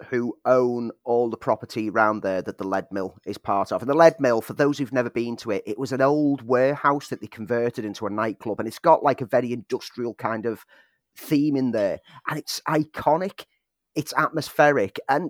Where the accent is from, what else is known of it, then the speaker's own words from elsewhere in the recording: Liverpool, North West England, United Kingdom; now in Sheffield, United Kingdom; when I came from Liverpool to Sheffield to study, it became a key part of my student life.